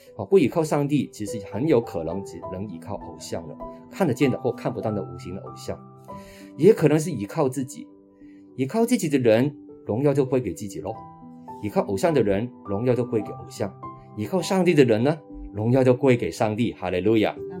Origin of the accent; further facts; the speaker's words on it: Hong Kong; now in Taiwan; 我是本身是在香港长大的，我的爸爸在二零零七年因为小脑的中风已经安息主怀了，那妈妈今年是八十七岁了